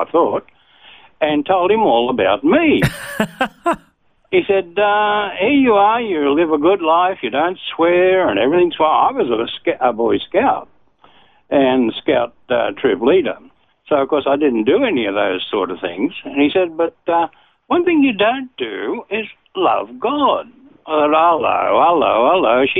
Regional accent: Sydney, New South Wales, Australia; I was born in Sydney and raised in Bexley, a suburb of Sydney, southern suburb

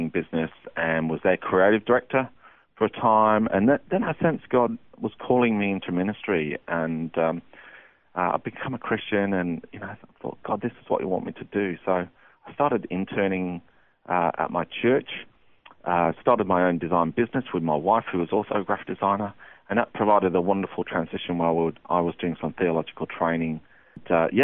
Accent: Derbyshire, East Midlands, United Kingdom; moved away as an adult; now in Australia; I was born in a place called Derbyshire in England

